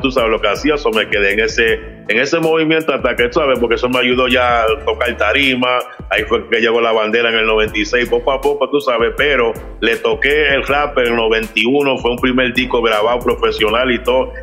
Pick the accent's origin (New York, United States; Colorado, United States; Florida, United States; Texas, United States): New York, United States; New York City; soy puertorriqueño y, pero soy nacido en Nueva York, pero tengo madre, soy, tengo mitad, mi mamá es dominicana, mi papá es puertorriqueño